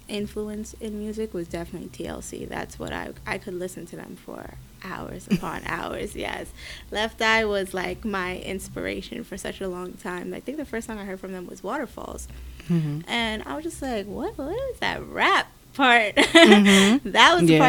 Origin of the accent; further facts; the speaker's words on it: New York City, New York, United States; I'm from the Bronx